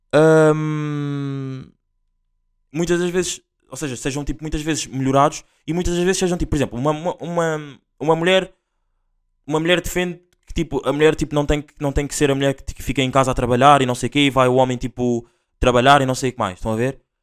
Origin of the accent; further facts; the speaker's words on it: Linha de Sintra, Lisbon, Portugal; eu sou da LS a linha de Sintra